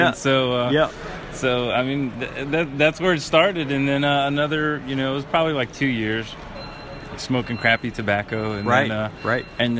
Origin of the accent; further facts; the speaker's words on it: Holyoke, Massachusetts, United States; moved away as an adult; I'm originally from Holyoke, Massachusetts. I grew up there pretty much